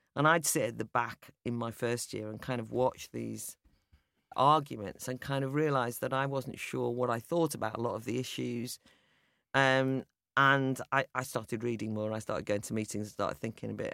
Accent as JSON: {"language": "English", "region": "North Wales", "country": "United Kingdom", "tie": "born or raised there", "said": "I'm from an Irish Catholic background, probably fairly typical of the Irish immigrants who came over, ended up living in North Wales"}